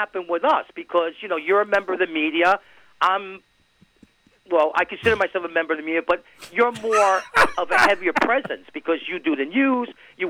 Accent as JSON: {"language": "English", "town": "New York City", "region": "New York", "country": "United States", "tie": "born or raised there", "moved": "yes", "said": "growing up in New York City in my day"}